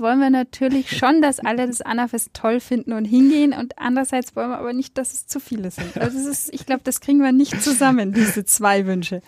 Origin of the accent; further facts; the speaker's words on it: Nuremberg, Bavaria, Germany; weil ich in Nürnberg geboren bin und in meiner Familie halt man dann Clubfan ist